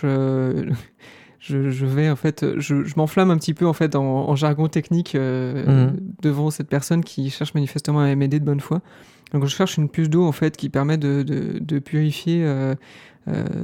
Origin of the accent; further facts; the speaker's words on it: California, United States; je viens de Californie, mais vous savez, moi je suis pas... J'ai pas vraiment voyagé avant, en fait, c'est la première fois que je sors de de chez moi